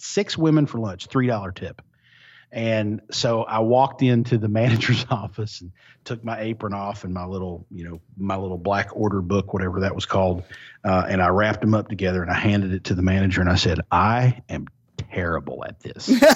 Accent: Eastern Kentucky, United States; also born or lived in Louisville, Kentucky; I grew up in Eastern Kentucky

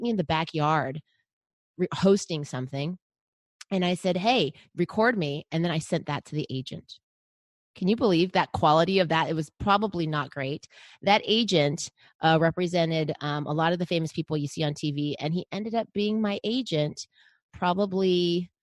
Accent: Los Angeles, California, United States; now in San Diego, United States; ended up in my hometown of Los Angeles

